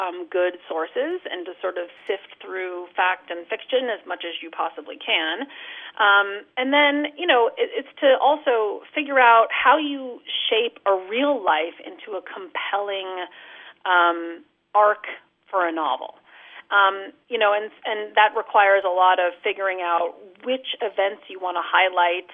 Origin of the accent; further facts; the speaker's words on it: California, United States; also born or lived in outside of Boston; now in Boston area, United States; I'm from California, so I visit California regularly